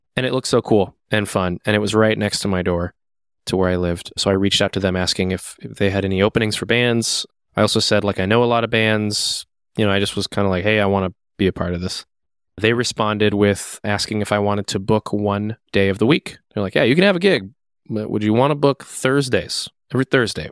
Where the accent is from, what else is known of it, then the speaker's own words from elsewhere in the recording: Seattle, Washington, United States; now in Twin Cities, United States; I'm from Seattle.